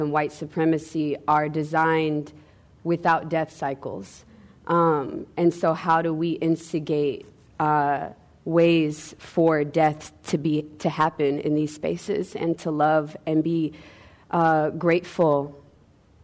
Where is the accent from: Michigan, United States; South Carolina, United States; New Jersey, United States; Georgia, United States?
Georgia, United States; Atlanta; I'm from Atlanta, Georgia